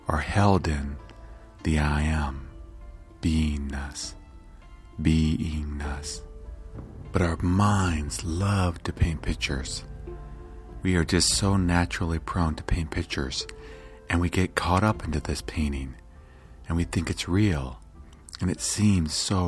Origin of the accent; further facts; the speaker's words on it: United States; I was born here in the United States